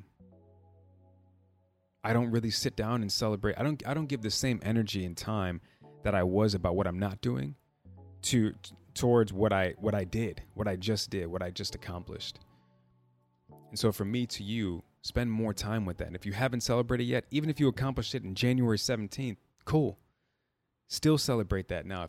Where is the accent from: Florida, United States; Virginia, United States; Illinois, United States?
Illinois, United States; Chicago; I'm from Chicago, born and raised, proud Chicagoan.